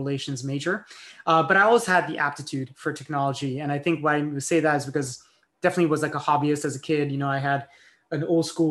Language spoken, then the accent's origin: English; France; moved away; I grew up in France.